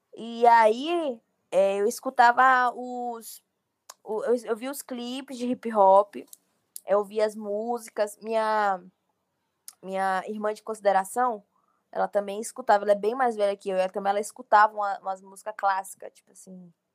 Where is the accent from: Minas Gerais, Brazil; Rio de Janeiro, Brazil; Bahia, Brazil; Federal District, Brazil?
Bahia, Brazil; eu sou da Bahia